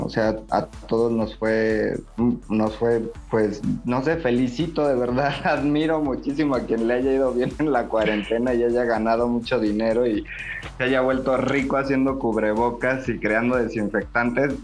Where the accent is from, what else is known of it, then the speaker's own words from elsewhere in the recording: Guanajuato, Mexico; moved away as an adult; also born or lived in Puebla; regresar a Guanajuato, regresar a casa, a lo mejor si bien no a casa de mi mamá, pero tener un espacio más cerca de los míos